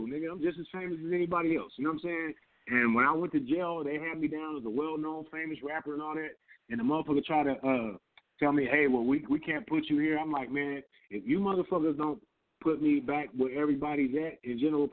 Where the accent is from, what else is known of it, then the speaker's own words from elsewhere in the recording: San Diego, California, United States; I'm from San Diego